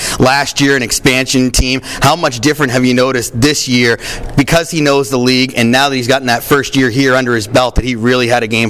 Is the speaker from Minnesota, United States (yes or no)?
no; Portland, Maine, United States; Growing up in Portland, Maine